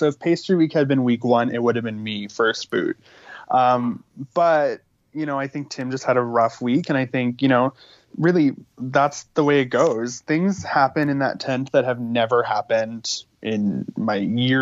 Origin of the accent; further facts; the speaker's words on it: Saskatchewan, Canada; in my family, we have, you know, we're from Saskatchewan.